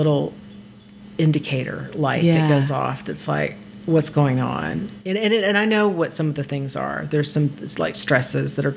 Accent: Texas, United States; now in Los Angeles, United States; Well, I'm from Texas

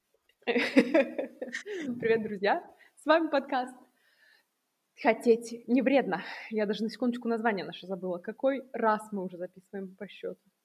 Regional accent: Nizhny Novgorod, Nizhny Novgorod Oblast, Russia; moved away as an adult; now in Vienna, Austria; Я не из Москвы, из маленького относительно, да, столичных городов Нижнего Новгорода, где я прекрасно жила до моих 19 лет.

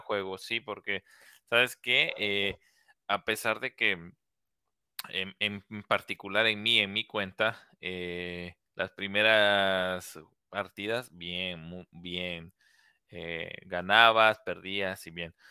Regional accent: Mexico; todos somos mexicanos

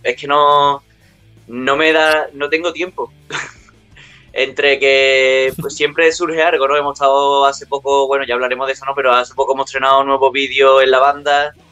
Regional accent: Utrera, Andalusia, Spain; aquí en mi pueblo, Nutrera

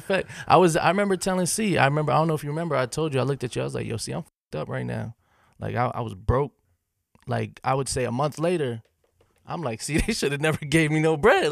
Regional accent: Pennsylvania, United States; moved away as an adult; now in Nashville, United States; I'm from Pennsylvania

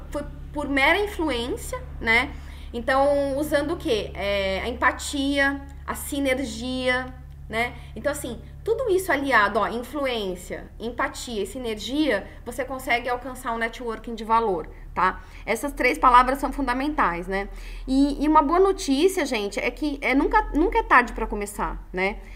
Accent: São Paulo, Brazil; now in Florianópolis, Brazil; Eu sou uma forasteira, sou de São Paulo, então eu cheguei aqui em Floripa

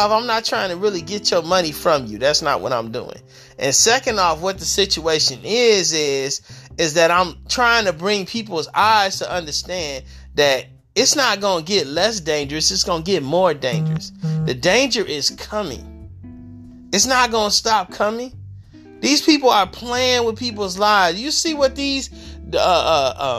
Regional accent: Detroit, Michigan, United States; I grew up in Detroit, Michigan

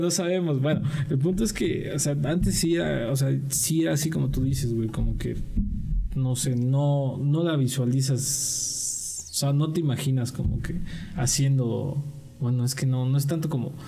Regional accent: Mexico; así somos los mexicanos

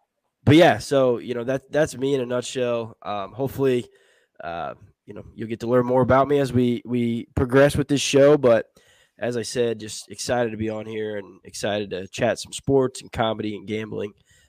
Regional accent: Indianapolis, Indiana, United States; I'm from Indianapolis as well, from the South Side, and then went to Indiana University.

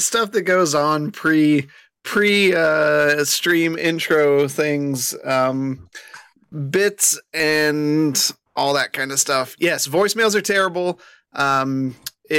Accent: Indiana, United States; Growing up in Indiana

